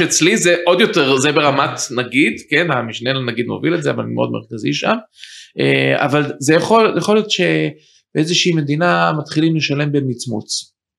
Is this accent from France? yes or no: no; United States; moved away as an adult; also born or lived in Israel / New York; now in Ramat HaSharon, Israel; גדלתי בארצות הברית, אני למדתי משפטים וחזרתי ארצה ממש באמצע שנות ה-20